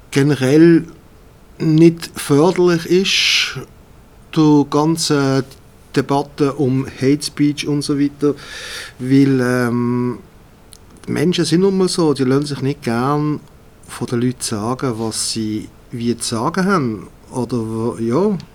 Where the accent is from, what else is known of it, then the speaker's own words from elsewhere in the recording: Switzerland; Ich bin auch Schweizer in erster Linie.